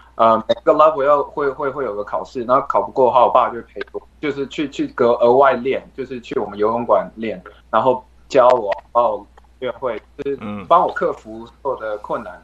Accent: Taiwan; now in California, United States; 身为一个台湾人

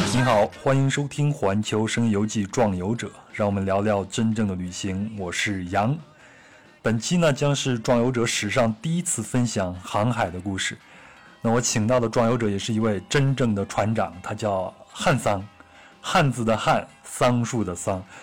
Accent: Luoyang, Henan, China; 我老家在河南洛阳，我老家那边就是山区了，就小时候从来没有见过大海

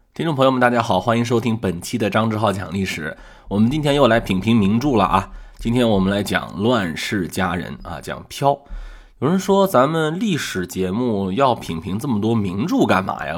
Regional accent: China; 我们中国人

